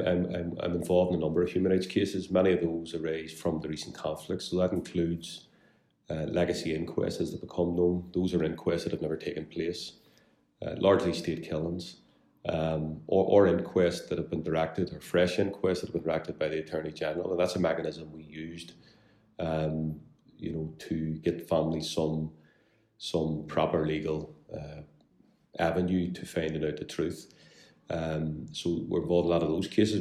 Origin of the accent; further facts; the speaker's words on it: Belfast, Northern Ireland, United Kingdom; I'm very proud to be from West Belfast. I grew up here, uh, born and bred